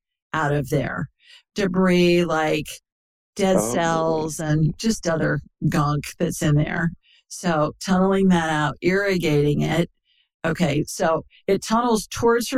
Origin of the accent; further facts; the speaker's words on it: Worthington, Ohio, United States; moved away; I grew up in Worthington Hills, you know, right down Olentangy River Road